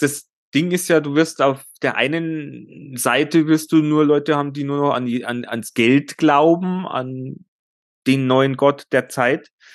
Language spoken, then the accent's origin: German; Germany; bei uns in Deutschland